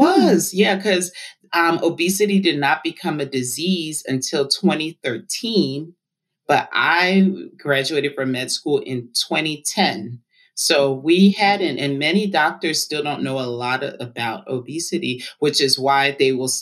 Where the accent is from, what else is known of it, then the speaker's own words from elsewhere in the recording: Atlanta, Georgia, United States; I grew up in Atlanta, Georgia. I'm first generation Liberian American